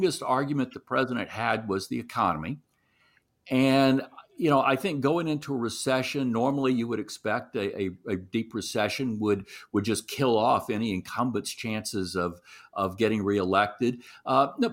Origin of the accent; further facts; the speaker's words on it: Shreveport, Louisiana, United States; my hometown, which, you know, in the northwest corner of the state